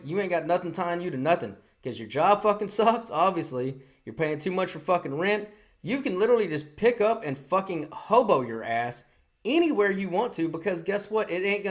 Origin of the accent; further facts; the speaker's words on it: New York City, New York, United States; This is our city. This is how it is. This is how it, we're from the city. That's how it is. Born and raised in New York.